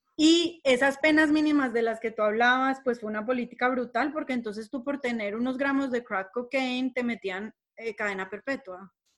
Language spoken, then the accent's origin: Spanish; Colombia; todos somos colombianos